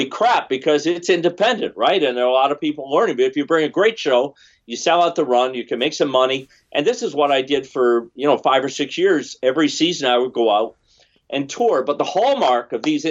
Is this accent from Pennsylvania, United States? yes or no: no; Vermont, United States; I come from Vermont, right? Vermont's a very small state